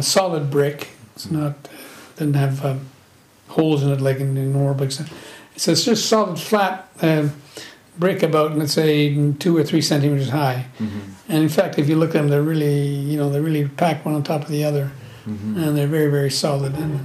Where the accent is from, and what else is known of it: Toronto, Ontario, Canada; born or raised there; moved away as an adult; also born or lived in Italy / Quebec; now in Rome, Italy